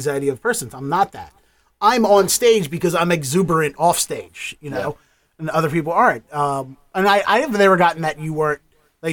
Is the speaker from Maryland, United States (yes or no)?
yes; Dundalk, Maryland, United States; me growing up in Dundalk